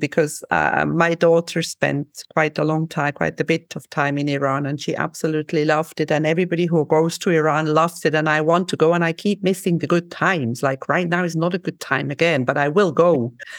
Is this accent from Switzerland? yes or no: yes; Switzerland; also born or lived in Cyprus; like I'm from Switzerland. I have not lived in Switzerland that much. I have lived in Cyprus more or in other places more.